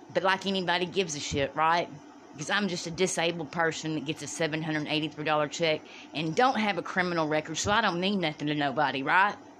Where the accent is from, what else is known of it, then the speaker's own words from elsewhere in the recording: Dallas, Texas, United States; now in Bastrop, Louisiana, United States; I'm from Dallas.